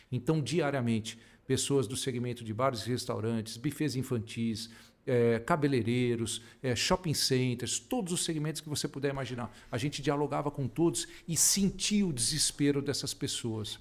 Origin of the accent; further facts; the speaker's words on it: Brazil; moved away; also born or lived in Australia; voltar para o Brasil aqui estão as minhas raízes